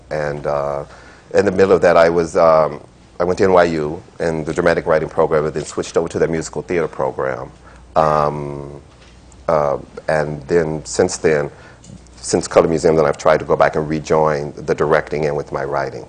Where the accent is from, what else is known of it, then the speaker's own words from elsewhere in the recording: Frankfort, Kentucky, United States; moved away as an adult; also born or lived in California / Los Angeles; now in New York, United States; from Kentucky. I'm from Frankfort, Kentucky